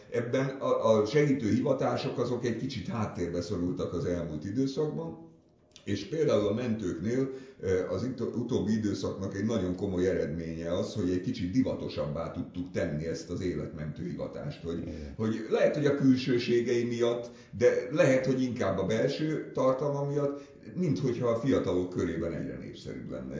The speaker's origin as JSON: {"language": "Hungarian", "region": "Budapest", "country": "Hungary", "tie": "born or raised there", "said": "ott a Szent István körúton nőttem föl"}